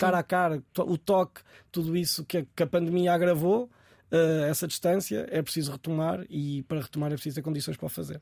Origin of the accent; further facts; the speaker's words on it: Coimbra, Centro, Portugal; now in Lisbon, Portugal; voltar à cidade onde, onde cresci